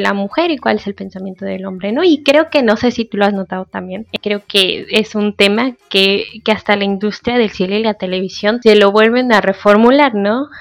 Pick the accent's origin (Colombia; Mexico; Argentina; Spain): Mexico; lo que somos los mexicanos